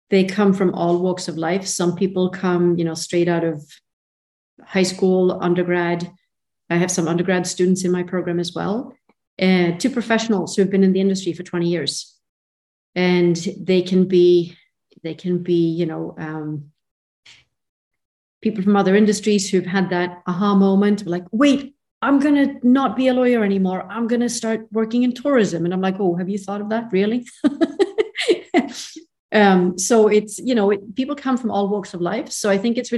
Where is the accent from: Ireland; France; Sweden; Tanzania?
Sweden; moved away; also born or lived in Portugal; I grew up in Sweden